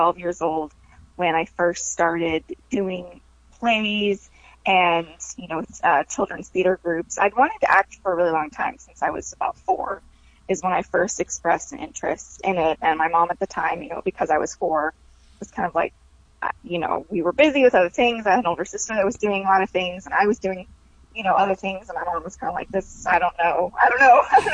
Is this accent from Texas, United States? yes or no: yes; Texas, United States; also born or lived in Dallas; now in Los Angeles, United States; I'm from Texas originally